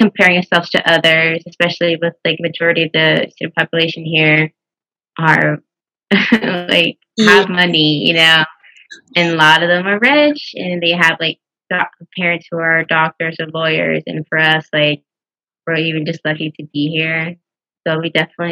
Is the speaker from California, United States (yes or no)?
no; Houston, Texas, United States; now in Waco, United States; I'm from Houston